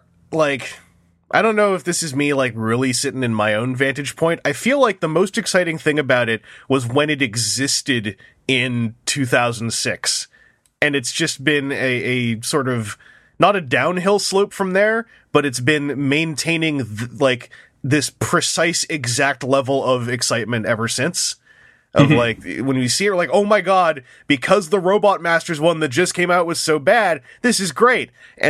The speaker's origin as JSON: {"language": "English", "country": "Canada", "said": "I might pick it up if it's not hard to get as a Canadian."}